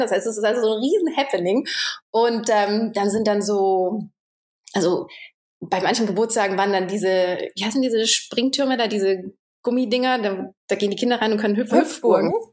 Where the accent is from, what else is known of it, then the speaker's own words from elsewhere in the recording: Germany; moved away as an adult; also born or lived in Romania; als Deutscher